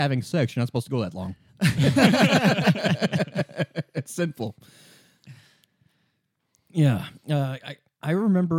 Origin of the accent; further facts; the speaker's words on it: Midwest, United States; I'm from the Midwest.